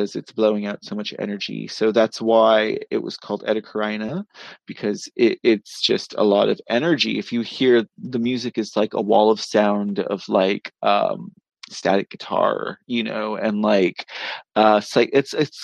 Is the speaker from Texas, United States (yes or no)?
yes; Austin, Texas, United States; my hometown of Austin